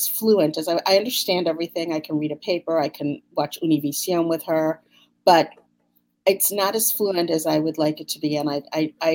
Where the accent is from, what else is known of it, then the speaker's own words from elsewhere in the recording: Connecticut, United States; we grew up in Connecticut